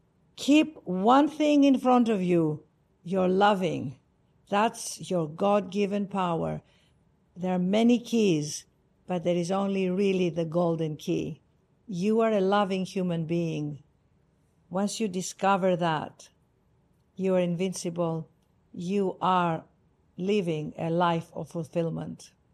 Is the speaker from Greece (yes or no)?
yes; Greece; accent: Greek; English is a second language; now in United States; Yes, it's my Greek accent. I could never lose it. I tried.